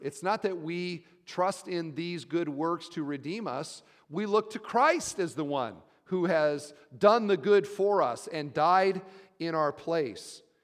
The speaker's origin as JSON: {"language": "English", "region": "Iowa", "country": "United States", "said": "I'm from Iowa"}